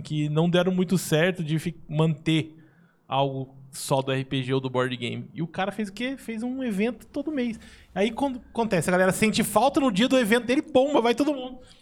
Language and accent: Portuguese; São José dos Campos, São Paulo, Brazil; Eu sou de São José dos Campos